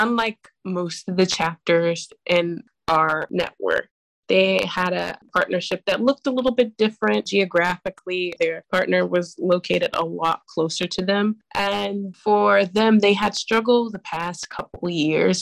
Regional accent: Chicago, Illinois, United States; I am 23 years old and I'm from Chicago, Illinois

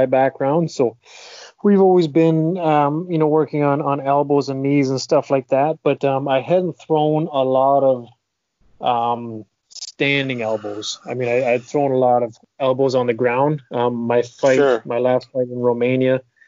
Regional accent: Huntsville, Ontario, Canada; even when I did fight in my home province of Ontario, I'm from Huntsville

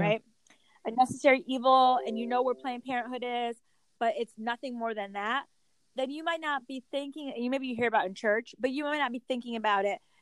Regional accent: Connecticut, United States; I grew up in Connecticut.

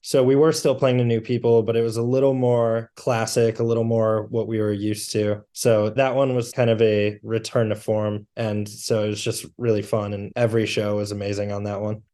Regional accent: Toledo, Ohio, United States; born and raised in Toledo, Ohio, and, uh, have lived here all my life

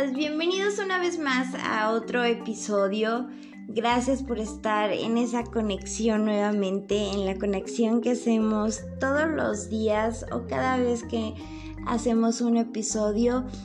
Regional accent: Lagos de Moreno, Jalisco, Mexico; born or raised there; moved away

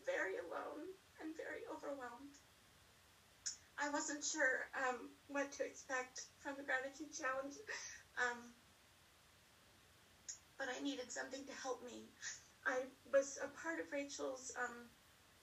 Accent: Colorado, United States; moved away as an adult; also born or lived in the South / the East; I grew up in Colorado

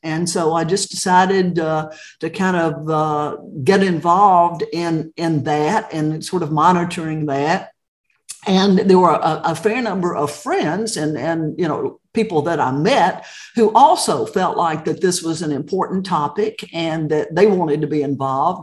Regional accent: Chattanooga, Tennessee, United States; moved away as an adult; also born or lived in Dallas, Texas / Knoxville, Tennessee / Austin, Texas / Cobb County, Georgia; I grew up in Chattanooga

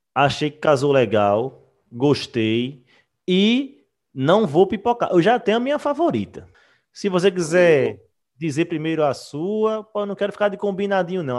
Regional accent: Recife, Pernambuco, Brazil; eu e Wagner nós somos de Recife, Pernambuco

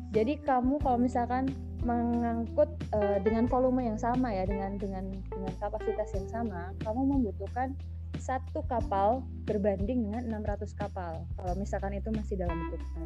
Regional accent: Surabaya, East Java, Indonesia; moved away as an adult; now in Bontang, Indonesia; lahir di Surabaya sampai hmm. sampai 2017 di Surabaya

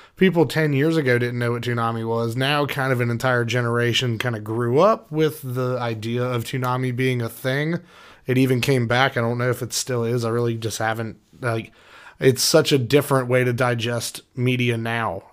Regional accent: United States; as an American

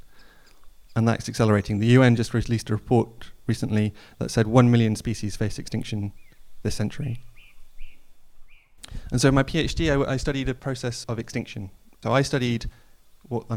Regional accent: Snowdonia, Wales, United Kingdom; moved away; I grew up in Snowdonia, at the foot of the Ogwen Valley.

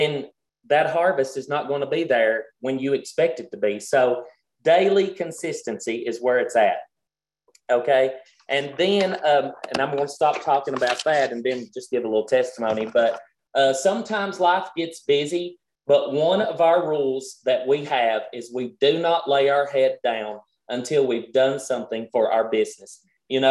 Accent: Kentucky, United States; we're country, we're from Kentucky

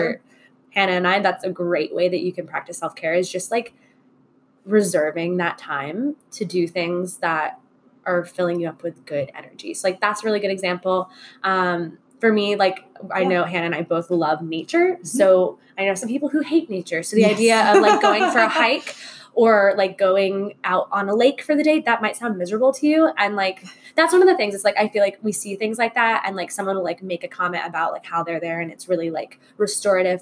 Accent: Orlando, Florida, United States; moved away; I grew up in Orlando, Florida

